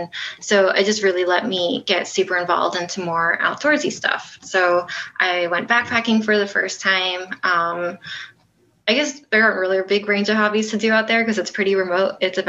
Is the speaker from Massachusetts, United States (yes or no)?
no; Nassau County, Long Island, New York, United States; moved away as an adult; Yeah, so I'm from New York. I grew up there and never left until I went away to college.